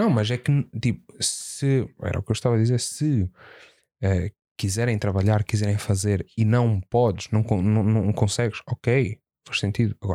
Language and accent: Portuguese; Portugal; É assim, eh, pelo menos de onde, de onde eu venho, eu nunca vi muito racismo. Okay? Existe. Portugal tem racismo, sem dúvida, mas eu nunca vi muito.